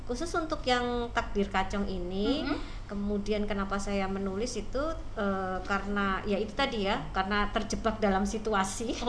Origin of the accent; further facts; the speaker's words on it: Surakarta, Central Java, Indonesia; cuman memang saya karena kebetulan saya aslinya dari Solo